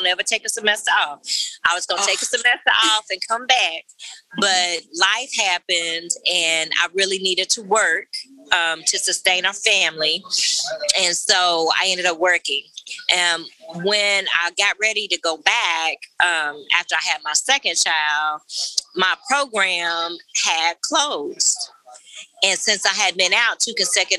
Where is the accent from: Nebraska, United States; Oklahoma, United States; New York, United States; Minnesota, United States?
Oklahoma, United States; I am born and raised in Oklahoma